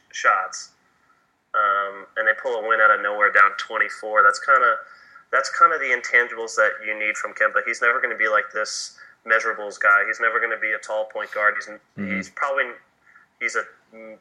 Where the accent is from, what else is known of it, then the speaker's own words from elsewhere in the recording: Florida, United States; I'm from Florida